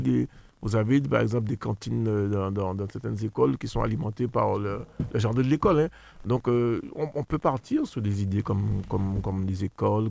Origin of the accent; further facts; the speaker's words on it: Le Robert, Martinique; j'ai grandi euh, au Robert